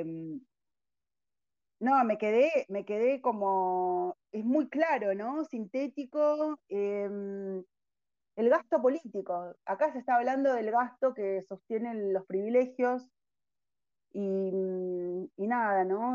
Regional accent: Argentina; somos todos argentinos

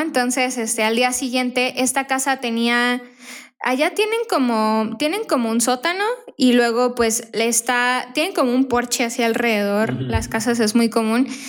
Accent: Querétaro, Mexico; moved away as an adult; also born or lived in Tijuana / Canada; now in Phoenix, United States; tenía como nueve años cuando nos venimos de Tijuana a Querétaro.

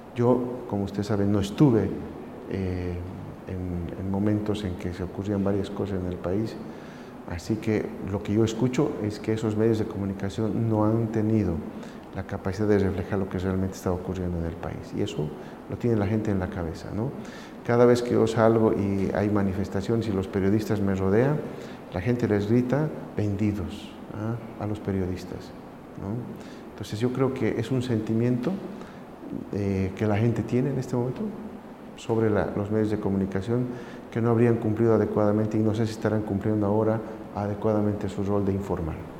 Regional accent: Bolivia; moved away

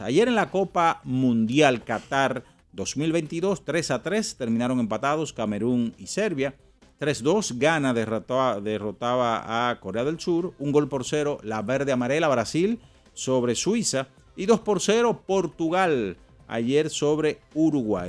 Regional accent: Santo Domingo, Distrito Nacional, Dominican Republic; donde yo me crié, en la Respaldo 16

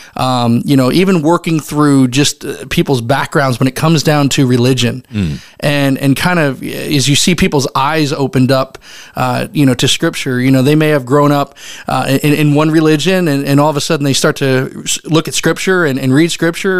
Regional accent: Reading, Pennsylvania, United States; moved away as an adult; also born or lived in Roanoke; I grew up in Reading, Pennsylvania

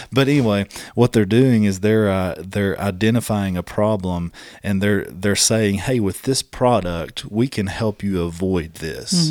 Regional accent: Southeast, United States; It's only because I'm from the Southeast.

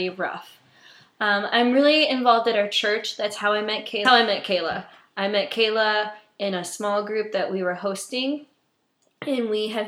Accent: New Haven, Indiana, United States; moved away as an adult; now in Virginia, United States; I am originally from a small town in Indiana called New Haven. I was born and raised there until I was 19.

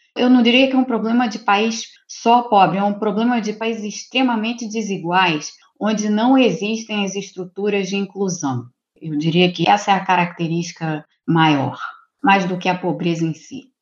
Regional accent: Rio de Janeiro, Brazil; eu sou do Rio de Janeiro

